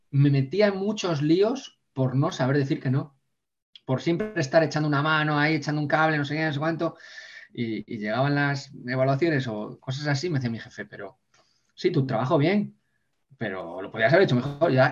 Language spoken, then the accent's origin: Spanish; Ponferrada, Castile and León, Spain